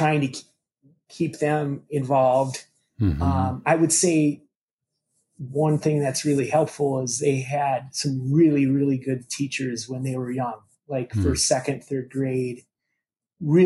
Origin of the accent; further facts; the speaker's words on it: Minneapolis, Minnesota, United States; also born or lived in St. Cloud, Minnesota; we moved to the Twin Cities from St. Cloud in the third grade